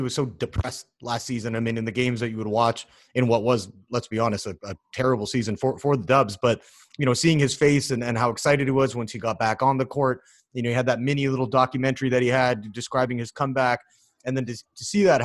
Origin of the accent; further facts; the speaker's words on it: Canada; I'm Canadian